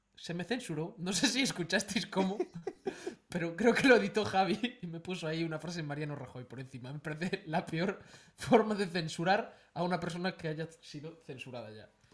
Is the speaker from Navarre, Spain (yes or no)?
no; Galicia, Spain; luego hicimos un poco ese retorno en nuestra comunidad eh, en Galicia